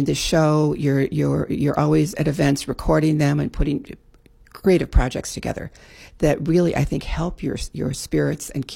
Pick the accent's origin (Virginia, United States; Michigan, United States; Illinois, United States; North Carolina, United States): Illinois, United States; Chicago; moved away as an adult; also born or lived in California; now in Maui, United States; I was brought up in Chicago. Actually, I didn't leave until I was like 35.